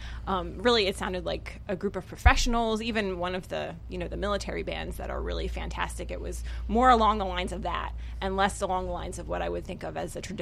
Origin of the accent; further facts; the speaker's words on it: Bucks County, Pennsylvania, United States; I grew up in Bucks County, so I've played with a lot of community bands and community orchestras.